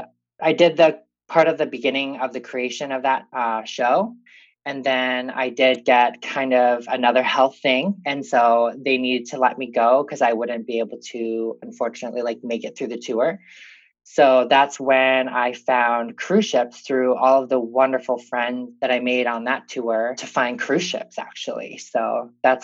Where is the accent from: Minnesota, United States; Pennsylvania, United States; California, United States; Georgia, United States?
Minnesota, United States; Rochester; I'm from Rochester, Minnesota. I grew up here